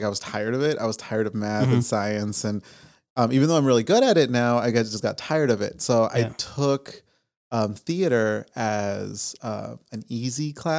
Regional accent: Las Vegas, Nevada, United States; born or raised there

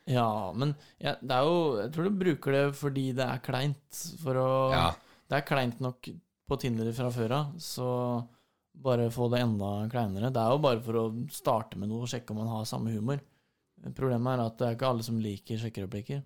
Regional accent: Fredrikstad, Østfold, Norway; moved away; da var jeg hjemme i Fredrikstad

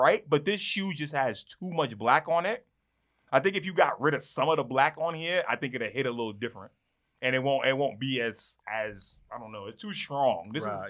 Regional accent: New York City, New York, United States; I'm from the Bronx.

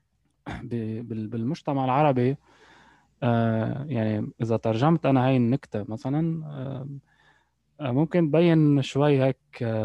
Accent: Lebanon; moved away as an adult; also born or lived in United Arab Emirates; now in Canada; أنا ولدت في لبنان وقضيت يعني معظم معظم طفولتي إلى حين يعني تخرجت من الجامعة

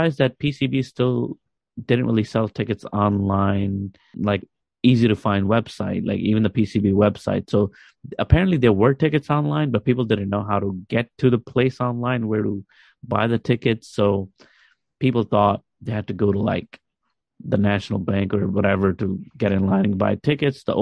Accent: Pakistan; as a Pakistani fan

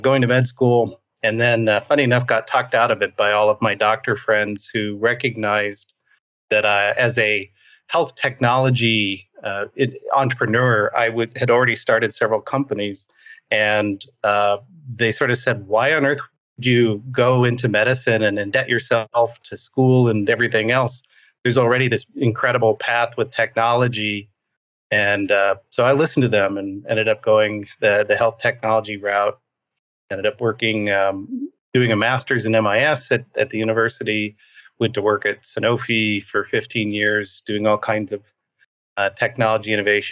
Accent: New York, United States; now in Arizona, United States; But I actually grew up just north of New York City in the Hudson River Valley.

